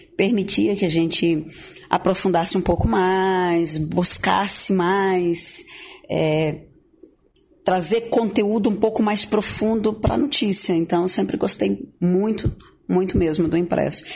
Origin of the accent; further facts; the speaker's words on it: Gurupi, Tocantins, Brazil; moved away; also born or lived in Goiânia; Eu vim de Goiânia, depois pousei em Gurupi, que é minha origem, de onde eu nasci